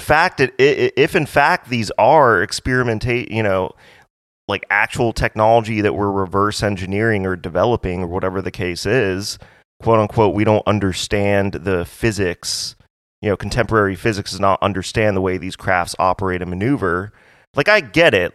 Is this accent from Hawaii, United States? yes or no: yes; Hawaii, United States; I'm, I'm from Hawaii